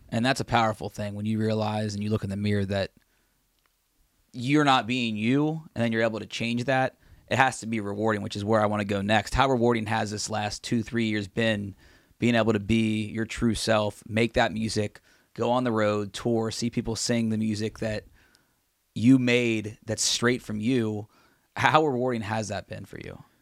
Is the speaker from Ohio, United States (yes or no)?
yes; Cincinnati, Ohio, United States; we grew up in Cincinnati